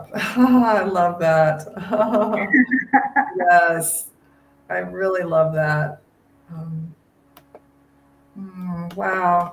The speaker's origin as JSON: {"language": "English", "region": "the Midwest of the United States", "country": "United States", "tie": "born or raised there", "said": "I grew up in the Midwest of the United States, you know, which is kind of farm country"}